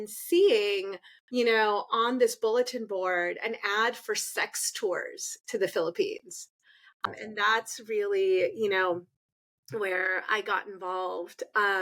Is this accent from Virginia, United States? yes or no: no; California, United States; I was born here in the United States. My father was in the US military.